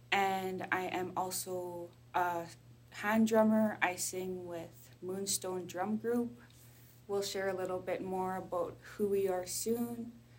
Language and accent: English; Canada; now in Vancouver, Canada; I come from the Anishinaabeg Nation of Treaty 3, which is in Ontario and Manitoba of what we call Canada. But I live in the territories of the Musqueam, Squamish, and Tsleil-Waututh peoples in Vancouver, British Columbia.